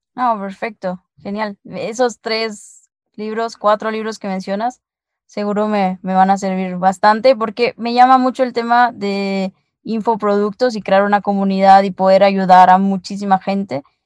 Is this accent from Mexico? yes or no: no; El Salvador; now in Guatemala; ahora por las, por las fiestas ando aquí en mi tierra, que es en El Salvador, y, pero normalmente te escucho allá, que es donde vivo, en Guatemala